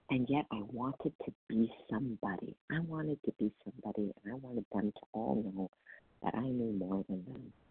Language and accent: English; Wisconsin, United States; Oh, I'm from Wisconsin.